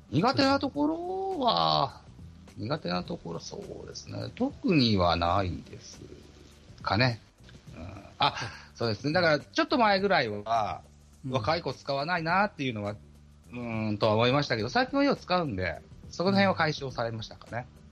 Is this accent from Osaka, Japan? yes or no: no; Shimane, Japan; 当時からずっと島根